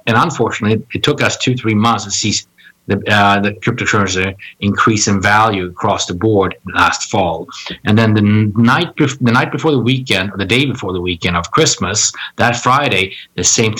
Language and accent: English; Stockholm, Stockholm County, Sweden; also born or lived in Washington, D.C.; now in New York, United States; I originally was born and raised in Stockholm, Sweden